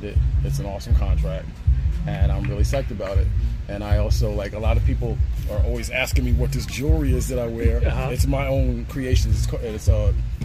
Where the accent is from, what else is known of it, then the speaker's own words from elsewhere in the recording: New Brunswick, New Jersey, United States; moved away as an adult; now in Philadelphia, United States; I'm originally from New Brunswick, New Jersey. I'm born and raised